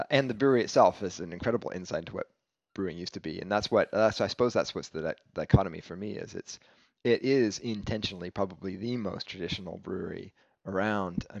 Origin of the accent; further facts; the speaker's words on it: United States; as an American